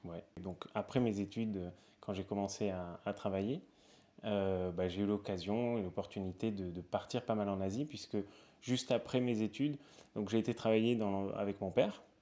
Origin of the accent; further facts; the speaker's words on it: Perpignan, Occitania, France; moved away as an adult; also born or lived in Toulouse / Spain; now in Paris, France; Je viens de Perpignan